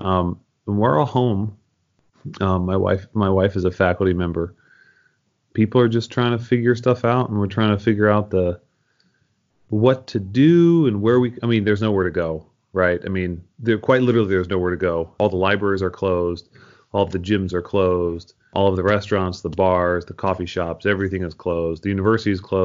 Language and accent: English; Philadelphia, Pennsylvania, United States; also born or lived in Amherst, Massachusetts; now in Champaign, United States; I'm actually from Philadelphia. So I have a lot of Philadelphia pride